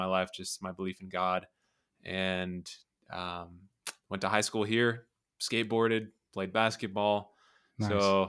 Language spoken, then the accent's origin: English; Las Vegas, Nevada, United States; I'm from Las Vegas. Okay. And I've been here my whole life, and I'm 36 years old.